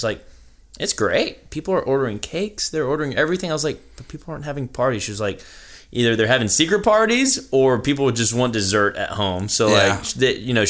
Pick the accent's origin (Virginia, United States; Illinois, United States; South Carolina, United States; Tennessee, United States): South Carolina, United States; Irmo; So I grew up in Irmo, but I'm actually first generation. So my parents are Mexican. They came here.